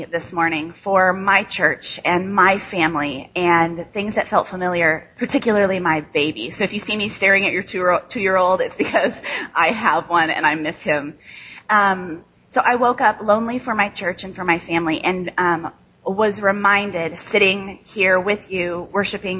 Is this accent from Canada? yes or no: no; Chicago, Illinois, United States; accent: nasal Midwest; now in Grand Rapids, United States; I live in Grand Rapids now, but I grew up in Chicago